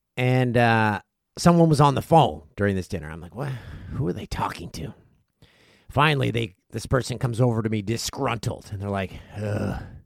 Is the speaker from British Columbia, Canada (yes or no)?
no; Peterborough, Ontario, Canada; Pete's Memorial Cup, they hosted it in nineteen ninety-six, my hometown.